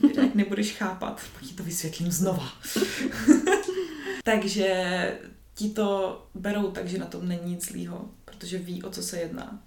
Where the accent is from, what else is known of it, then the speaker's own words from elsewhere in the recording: Kroměříž, Zlín Region, Czechia; now in Brno, Czech Republic; Nejsem z Brna, jsem, jsem z Kroměříže, což je jako menší město, asi hoďku od Brna